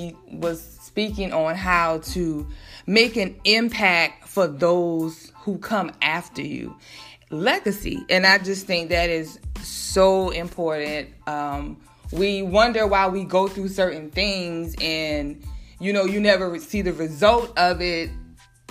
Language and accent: English; South Carolina, United States; I'm from South Carolina